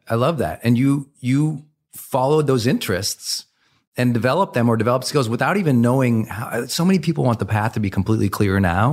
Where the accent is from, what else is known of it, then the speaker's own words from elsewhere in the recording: Montana, United States; I was raised in Montana, where men didn't really communicate.